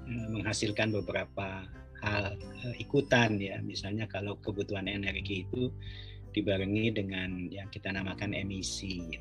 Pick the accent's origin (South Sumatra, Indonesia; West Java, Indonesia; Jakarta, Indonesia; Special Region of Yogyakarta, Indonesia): West Java, Indonesia; Bandung; moved away; saya kan lahir juga di Bandung ya saya pernah kecil di Bandung